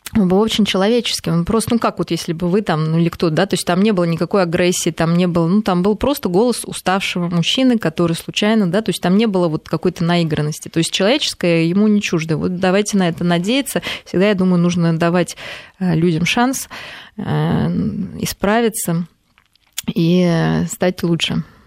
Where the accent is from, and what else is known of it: Russia